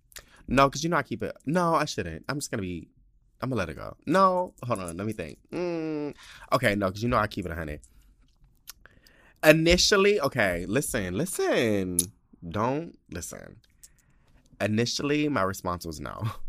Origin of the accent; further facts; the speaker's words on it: Indiana, United States; now in New Jersey, United States; because I'm in New Jersey. I'm from Indiana, and I was just too scared to ride the subway by myself at that time.